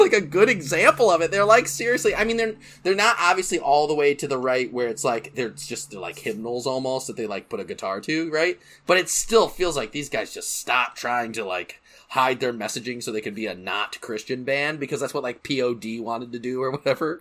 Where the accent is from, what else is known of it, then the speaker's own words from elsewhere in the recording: Grand Rapids, Michigan, United States; my hometown of Michigan, Grand Rapids, Michigan